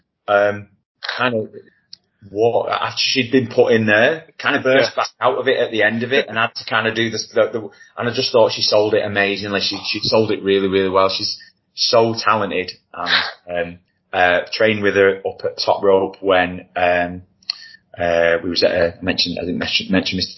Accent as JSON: {"language": "English", "town": "Wigan", "region": "North West England", "country": "United Kingdom", "said": "we're both from Wigan"}